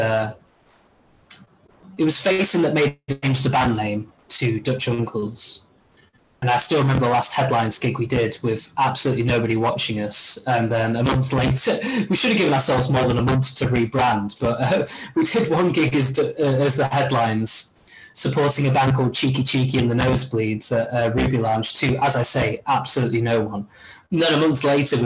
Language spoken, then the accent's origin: English; Marple, North West England, United Kingdom; when we were growing up in Marple